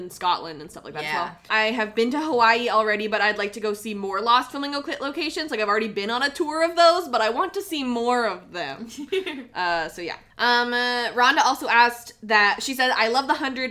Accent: Canada; I'm Canadian, so I love ketchup chips

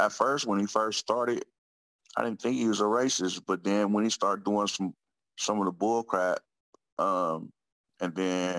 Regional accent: Oakland, California, United States; I'm from Oakland. So, you know, Oakland's my passion, my city.

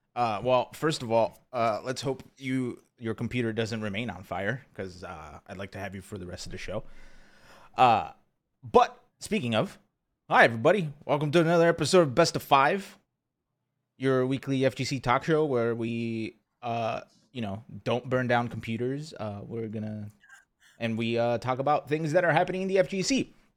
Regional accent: Pennsylvania, United States; now in Texas, United States; I grew up in Pennsylvania

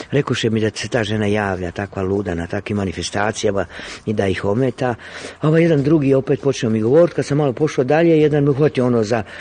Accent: Mostar, Federation of Bosnia and Herzegovina, Bosnia & Herzegovina; moved away; also born or lived in Zagreb; kao što znate ja sam rođen u Mostaru, nekoliko stotina metara od starog mosta

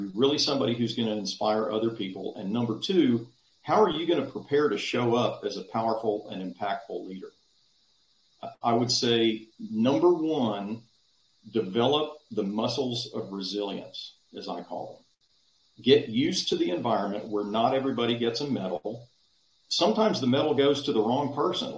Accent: Dallas, Texas, United States; When I was a kid growing up in Dallas

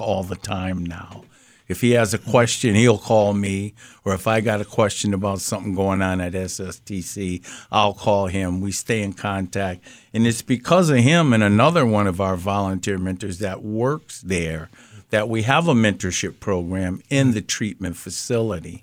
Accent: Springfield, Massachusetts, United States; I grew up in Mason Square

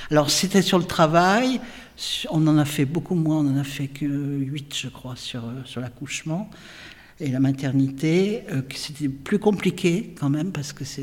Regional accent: Saint-Étienne, Auvergne-Rhône-Alpes, France; moi je suis né à Saint-Étienne.

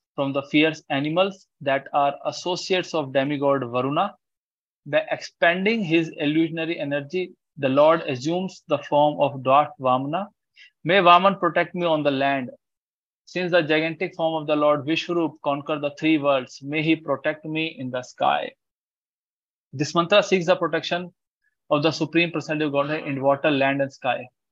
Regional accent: India

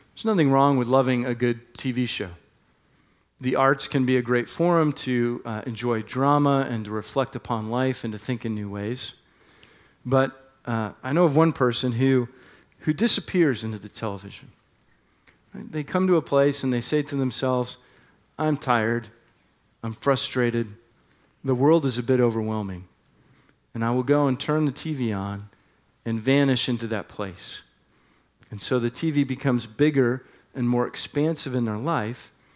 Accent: Northeast, United States; moved away; one that I grew up enjoying in the Northeast

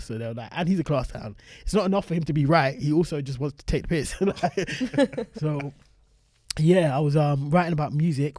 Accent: South London, London, United Kingdom; And I was like, yeah, I'm 13 from South London.

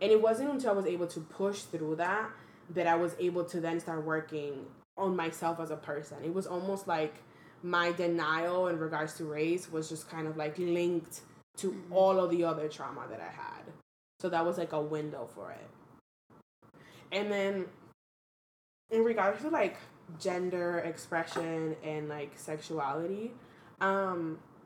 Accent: Dominican Republic; English is a second language; also born or lived in Washington Heights, New York; now in New York, United States; I was born and raised in the Dominican Republic

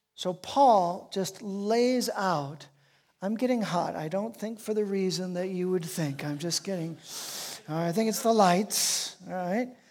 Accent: Chicago, Illinois, United States; I was raised in Chicago

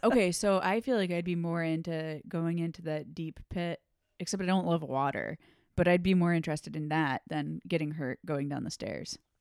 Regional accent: Storrs, Connecticut, United States; moved away as an adult; also born or lived in New York / Chicago; I grew up in Connecticut

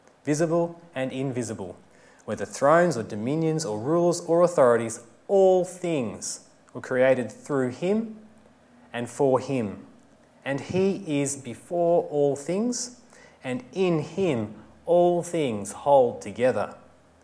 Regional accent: Victoria, Australia; I'm from Victoria

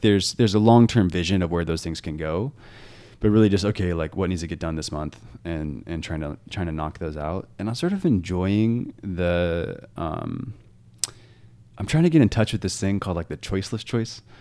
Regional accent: Washington, United States; I grew up in Washington where there's beautiful mountains

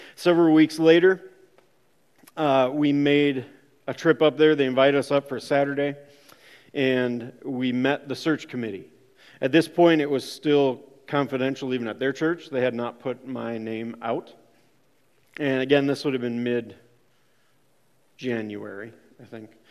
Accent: Rockford, Minnesota, United States; I grew up in Rockford, Minnesota

